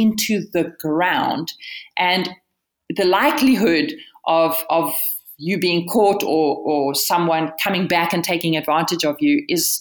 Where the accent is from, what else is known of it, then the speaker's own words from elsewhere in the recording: Bloemfontein, Free State, South Africa; also born or lived in Pretoria / Cape Town; I was born in Pretoria, but actually raised, well, interesting story. I'm raised between Cape Town and the center of the country, Bloemfontein. My parents separated when I was five. And so I went to school in Bloemfontein